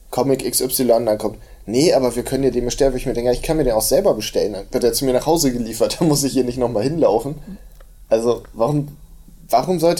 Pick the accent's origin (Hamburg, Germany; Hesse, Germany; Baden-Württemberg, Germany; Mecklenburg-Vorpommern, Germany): Hamburg, Germany; ja, ich komme eigentlich aus Hamburg, da habe ich ja auch noch nicht von gehört.